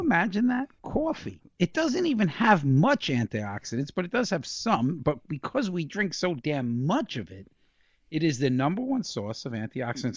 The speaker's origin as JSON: {"language": "English", "region": "New York", "country": "United States", "said": "I'm from New York"}